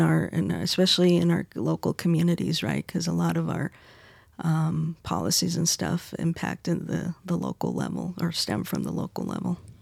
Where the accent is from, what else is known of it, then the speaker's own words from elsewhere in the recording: Arizona, United States; my home state, Arizona